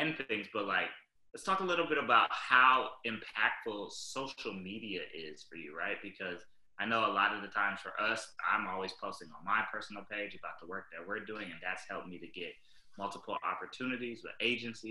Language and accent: English; Minneapolis, Minnesota, United States; I grew up in Minneapolis, Minnesota